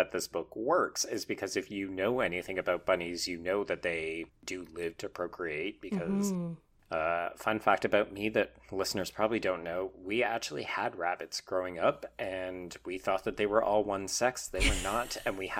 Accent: Calgary, Alberta, Canada; I grew up in Calgary

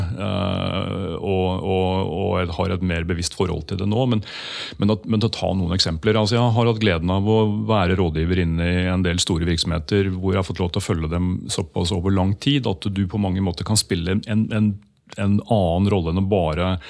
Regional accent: Skedsmokorset, Akershus, Norway; Jeg vokste opp på Skedsmokorset

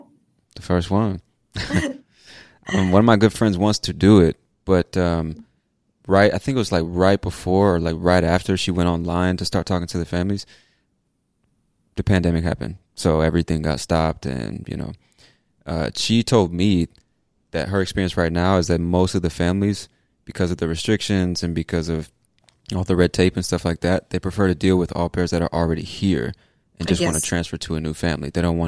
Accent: California, United States; I was like, I came from California. That's not something you see.

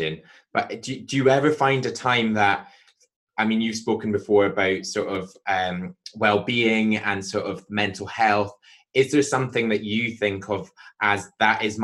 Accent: Scotland, United Kingdom; now in England; I'm Scottish

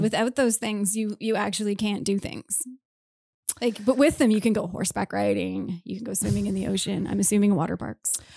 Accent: Mississauga, Ontario, Canada; moved away; also born or lived in Prince Edward Island; I grew up in Mississauga.

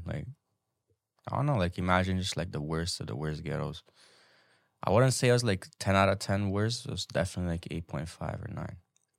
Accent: Hungary; Where I grew up back in Hungary is like, I could say probably the most ghetto place ever.

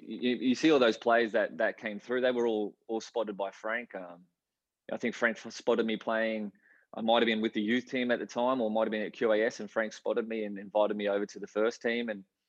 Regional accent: Brisbane, Queensland, Australia; We used to love going to watch the Strikers play, out at Lang Park back then.

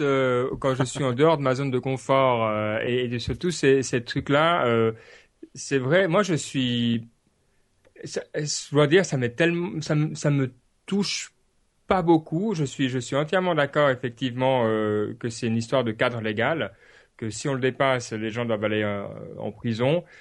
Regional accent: Switzerland; en tant que Suisse

